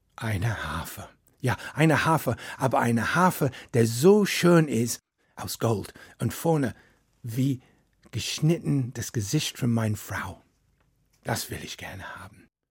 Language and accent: German; Wales, United Kingdom; German is a second language; moved away; Ich komme aus Wales und in Wales, wir haben unsere eigene Sprache